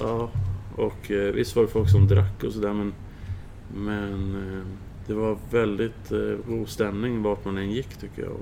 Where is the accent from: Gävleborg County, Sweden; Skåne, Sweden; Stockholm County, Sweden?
Stockholm County, Sweden; Södertälje; now in Tranås, Sweden; i Södertälje där jag växte upp